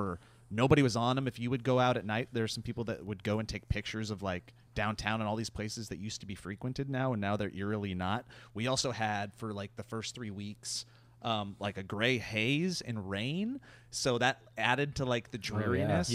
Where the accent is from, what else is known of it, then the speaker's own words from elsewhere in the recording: Montana, United States; moved away; I grew up in Montana